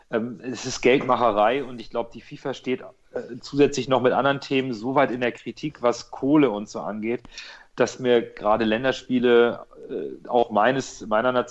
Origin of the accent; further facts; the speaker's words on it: Portugal; now in Germany; Ich bin ja auch eine Portugiese, ne? Also ich bin ja, ich habe auch keinen deutschen Pass.